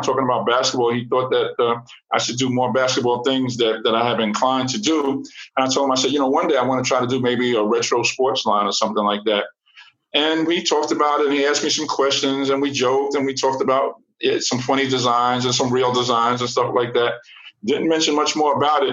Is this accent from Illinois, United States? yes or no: no; New York City, New York, United States; growing up in New York City